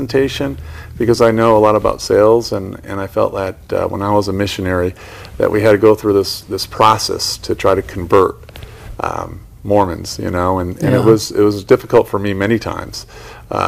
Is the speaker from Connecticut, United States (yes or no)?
yes; Connecticut, United States; we're from Connecticut